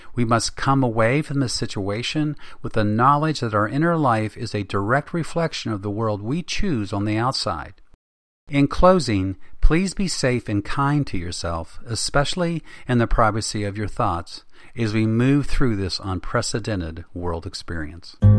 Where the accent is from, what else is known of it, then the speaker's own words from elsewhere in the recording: West Virginia, United States; my home state of West Virginia